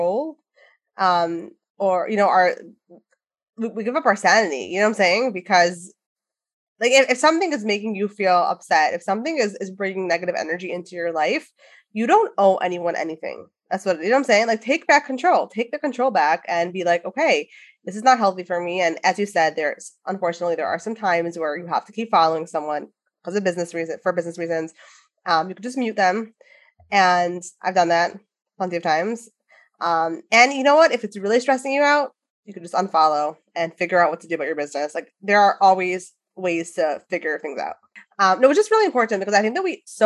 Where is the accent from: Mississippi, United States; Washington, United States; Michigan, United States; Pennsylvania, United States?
Michigan, United States; Detroit; we're both from Detroit